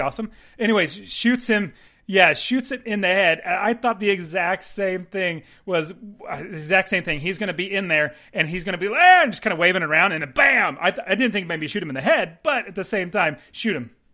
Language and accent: English; United States; We're American